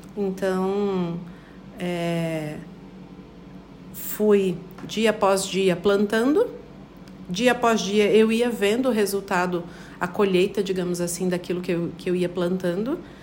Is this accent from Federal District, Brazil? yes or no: no; Paraná, Brazil; moved away as an adult; now in Chapecó, Brazil; Eu sou paranaense, tenho 35